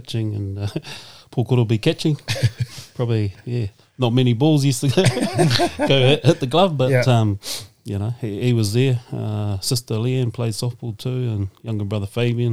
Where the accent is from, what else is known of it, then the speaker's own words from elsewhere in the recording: Hastings, Hawke's Bay, New Zealand; moved away as an adult; also born or lived in Wellington; From Hastings